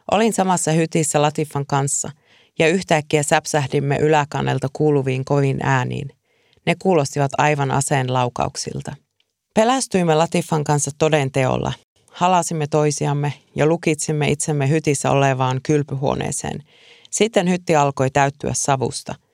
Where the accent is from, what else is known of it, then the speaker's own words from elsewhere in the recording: Iisalmi, North Savo, Finland; ja olen tänään Radio Suomen kutsuvieraana. Olen kotoisin Iisalmesta ja matkustaminen on kuulunut elämäni aina.